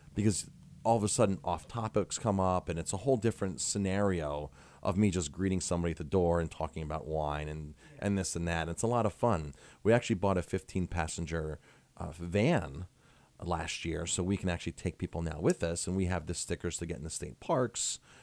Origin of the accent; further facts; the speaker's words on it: Ellenville, New York, United States; also born or lived in Colorado Springs, Colorado; it's my hometown, and I'm trying to make my hometown a better place.